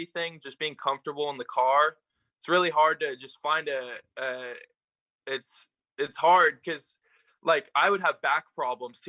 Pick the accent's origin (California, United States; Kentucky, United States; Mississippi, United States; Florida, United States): California, United States; Morgan Hill; I was born in Morgan Hill, California. I've been here all my life.